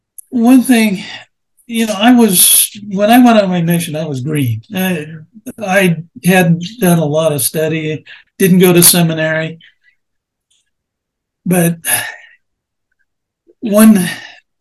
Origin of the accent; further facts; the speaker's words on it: Seattle, Washington, United States; also born or lived in Ridgecrest, California; We moved up to Seattle because my dad got a job as a iron worker, putting steel in bridges and buildings